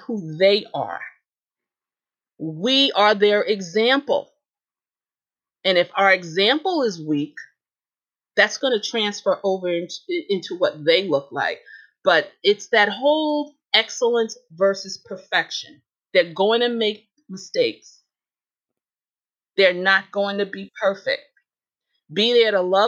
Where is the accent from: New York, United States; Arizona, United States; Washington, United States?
New York, United States; New York City; I'm from Brooklyn. In Brooklyn, we said, forget about it.